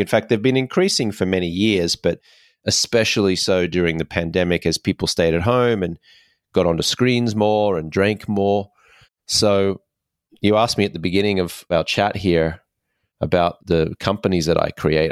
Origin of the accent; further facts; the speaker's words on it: Australia; I grew up in Australia